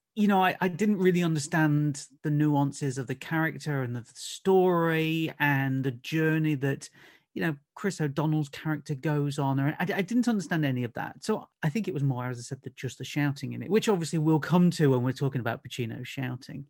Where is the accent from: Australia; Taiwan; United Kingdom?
United Kingdom; Nottingham, East Midlands; moved away as an adult; now in Essex, United Kingdom; I'm originally from Nottingham and moved down to Essex, uh, just, uh, just after two thousand